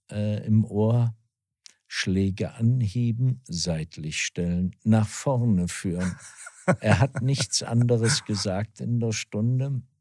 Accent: Wetzlar, Hesse, Germany; moved away; also born or lived in Switzerland / Herborn; bin gebürtiger Wetzlarer, also mitten aus Hessen und bin da aufgewachsen, bin viele Jahre im Internat gewesen in der Schweiz

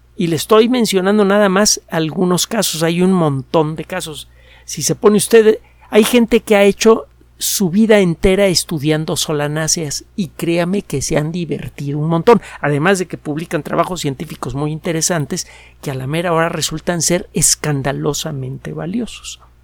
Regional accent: Mexico City, Mexico; also born or lived in Yucatán; Yo nací en la Ciudad de México, bueno, creo que, que, soy yucateco.

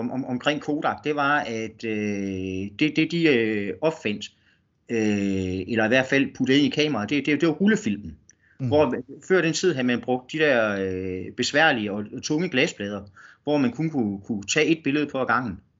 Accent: West Jutland, Denmark; de så opdager, at jeg kommer fra Vestjylland. Øh, de, de tænker ikke på, at, at, at, at der findes noget uden for Storkøbenhavn.

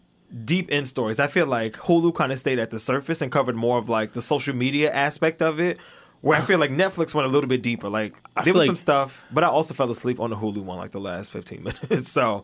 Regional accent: New York City, New York, United States; I'm from Flatbush.

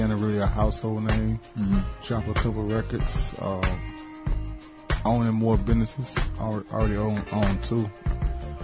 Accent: Miami, Florida, United States; I'm from Miami

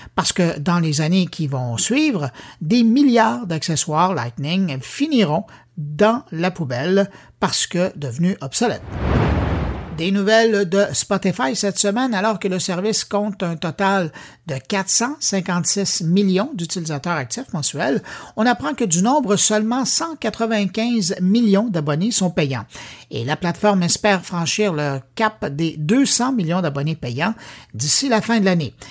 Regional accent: Quebec, Canada; chez nous, au Québec

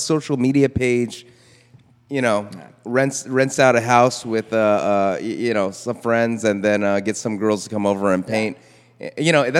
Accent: California, United States; as a Californian

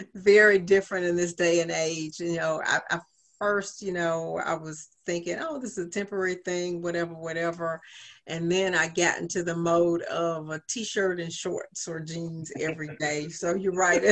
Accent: Augusta, Georgia, United States; also born or lived in Richmond, Virginia / Williamsburg, Virginia; this is my hometown

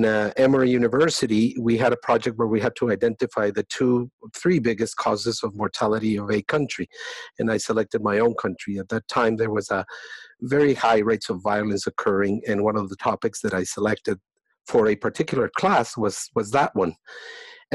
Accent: Colombia; moved away as an adult; I was born in Colombia. I studied medicine there.

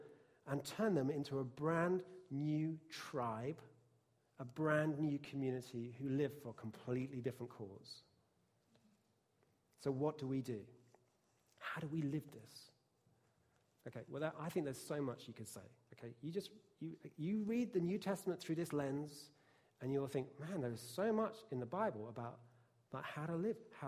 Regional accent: England, United Kingdom; it's definitely true growing up in England.

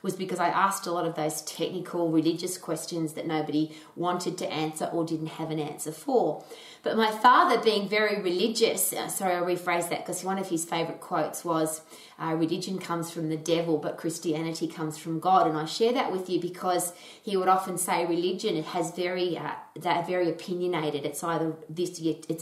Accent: Australia; I was brought up in Australia

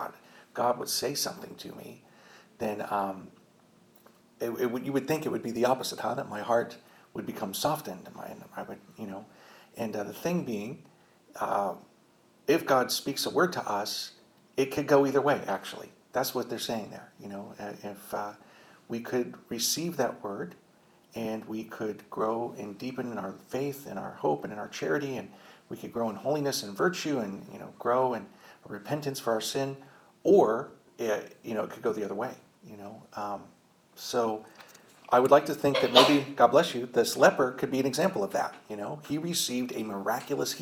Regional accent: Indiana, United States; I'm from Indiana

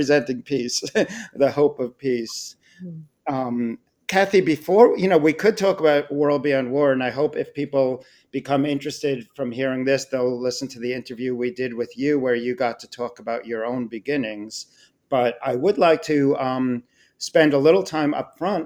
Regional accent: Long Island, New York, United States; now in New York City, United States; I grew up on Long Island in the state of New York

